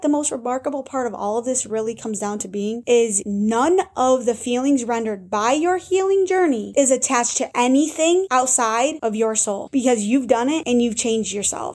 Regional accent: Chautauqua County, New York, United States; my hometown of Chautauqua County

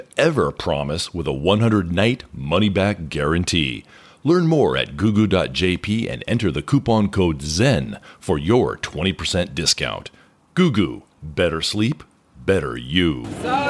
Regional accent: Seattle, Washington, United States; moved away as an adult; also born or lived in Tokyo; now in Japan; I'm from Seattle

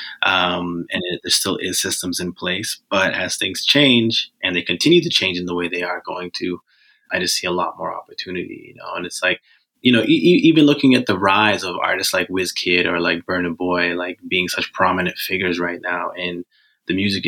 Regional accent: Botswana; now in Vancouver, Canada; Yeah, I'm originally from Botswana. I moved to Canada in 2010.

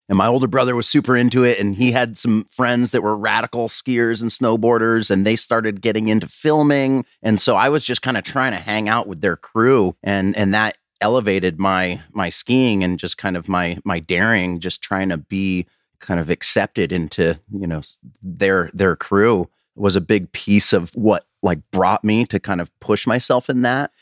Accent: Colorado, United States; moved away as an adult; also born or lived in Washington; I was actually twenty-three when I actually kind of moved out, I, uh, you know, out of Colorado anyways, out of my hometown

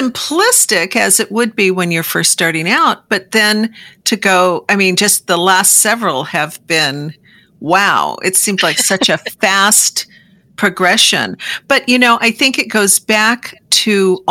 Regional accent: Seattle, Washington, United States; I'm from the Seattle area.

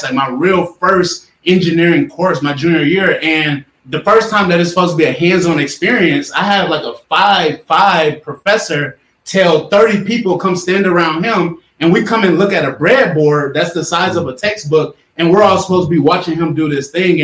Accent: Atlanta, Georgia, United States; I'm from Atlanta, youngest of five kids

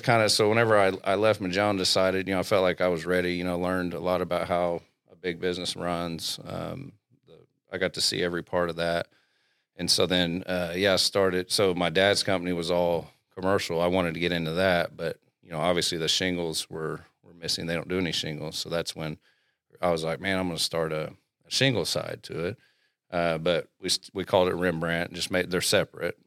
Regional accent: Glenpool, Oklahoma, United States; also born or lived in Southern Illinois; I'm from Glenpool. I graduated from Glenpool.

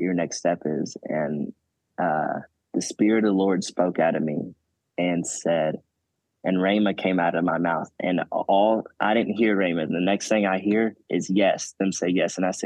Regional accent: Arkansas, United States; moved away as an adult; now in Oklahoma, United States; I'm originally from Arkansas.

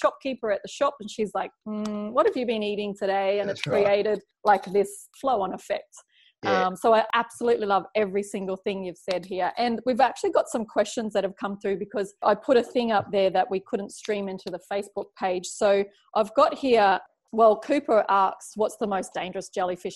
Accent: Brisbane, Queensland, Australia; now in Cairns, Australia; I grew up down in Brisbane.

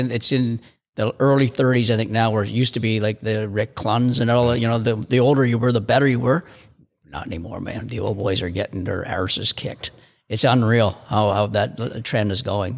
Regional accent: Canada; as a Canadian

